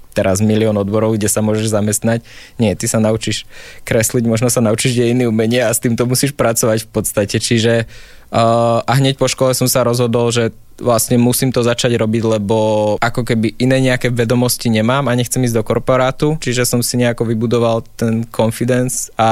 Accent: Žilina Region, Slovakia; tak je to práve tým, že som z Oravy, tak je to na Orave, tým, že tam chodím veľa s tým psom vonku, tak tam mám takú tú možnosť premýšľať

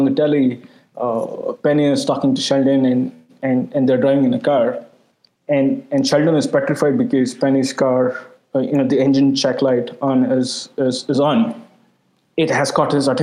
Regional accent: India; I'm an Indian

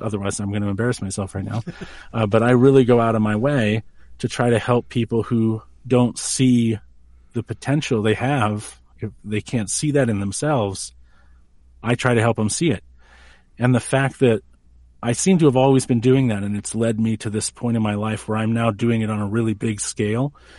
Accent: New Hampshire, United States; also born or lived in Maine; now in Colorado, United States; I was born in New Hampshire

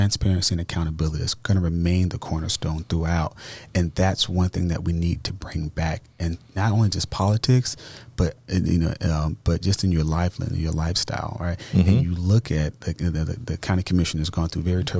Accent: Tampa, Florida, United States; I grew up in East Tampa

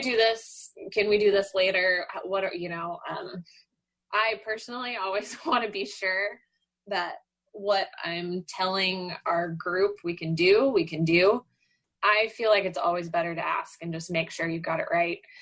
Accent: Dallas, Texas, United States; moved away; I grew up in Dallas

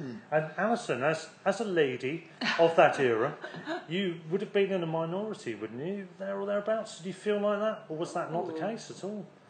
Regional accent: Worthing, South East England, United Kingdom; also born or lived in Rustington / Storrington / Patcham; I'm born and bred Sussex in terms of I was born in Rustington. I had two or three years in Storrington and then the rest of it's been in Worthing apart from some time in Patcham.

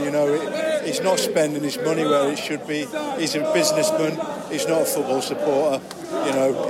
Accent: Scotland, United Kingdom; also born or lived in Singapore; now in Liverpool, United Kingdom; I'm actually from Scotland originally.

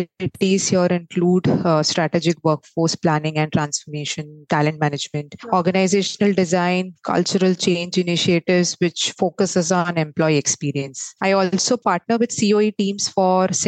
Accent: Mumbai, Maharashtra, India; also born or lived in Mangalore; I am originally from Mangalore but raised in Mumbai. Pretty much a Mumbaiker.

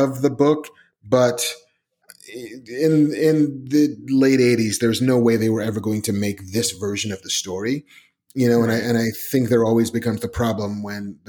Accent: New York City, New York, United States; I grew up in the Bronx

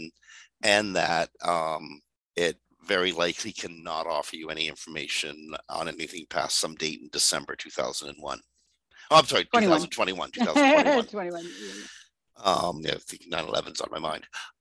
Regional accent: Canada; also born or lived in Toronto; I'm Canadian

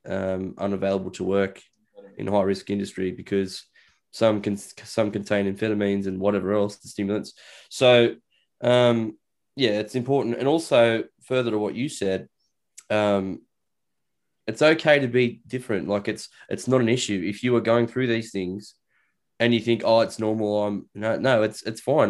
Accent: Australia; I'm Australian

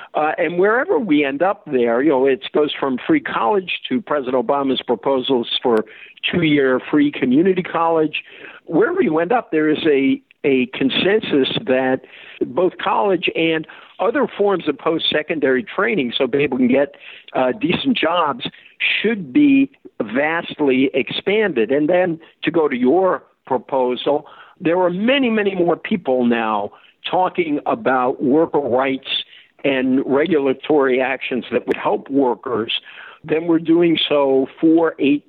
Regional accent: Fall River, Massachusetts, United States; probably 80% of what I believe comes from growing up in Fall River

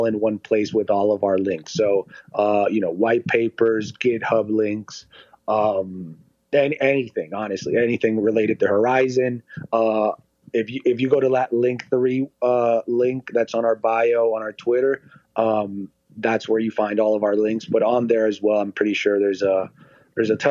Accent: Puerto Rico; now in Las Vegas, United States; I'm from Puerto Rico. It's too far away.

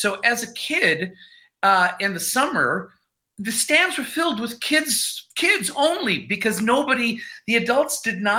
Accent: Chicago, Illinois, United States; now in Las Vegas, United States; I grew up in the middle of Chicago.

